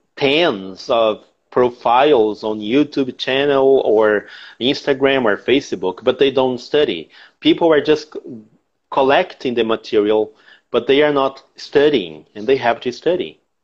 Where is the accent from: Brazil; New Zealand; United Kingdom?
Brazil; Porto Velho, Rondônia; English is a second language; also born or lived in Santa Helena, Paraná; I was born in Paraná, Santa Helena, okay, but my family moved to Porto Ve- to Rondônia uh, in the ni- the beginning of the 80s